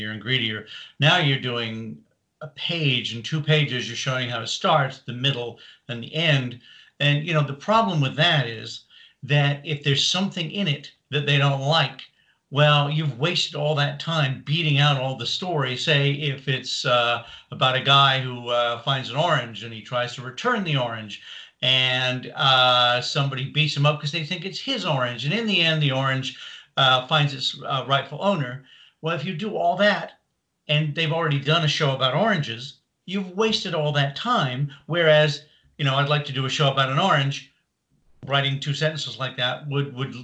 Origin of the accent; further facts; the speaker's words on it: Canada; moved away as an adult; also born or lived in Britain (born); now in Los Angeles, United States; Originally from Canada, moved to LA 1984